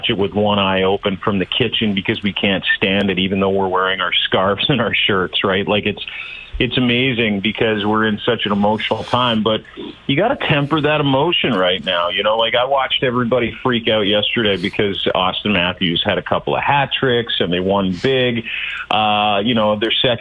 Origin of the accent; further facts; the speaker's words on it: St. Paul, Alberta, Canada; I grew up in Alberta, St. Paul